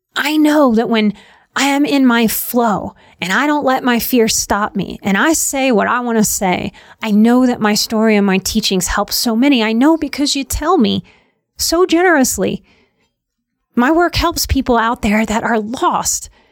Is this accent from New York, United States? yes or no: no; New Orleans, Louisiana, United States; moved away; From my youth growing up in New Orleans, it's a very weird place